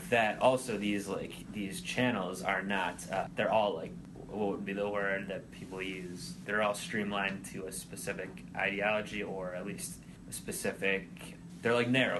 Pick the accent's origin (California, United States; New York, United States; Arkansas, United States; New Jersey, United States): Arkansas, United States; I'm from Arkansas.